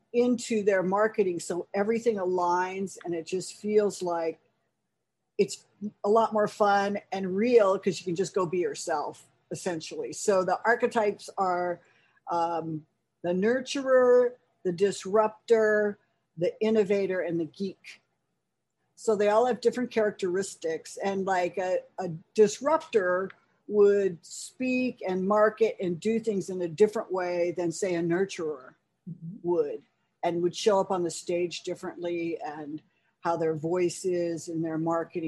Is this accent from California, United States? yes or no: yes; California, United States; moved away as an adult; also born or lived in New York City; I'm actually a fourth generation native Californian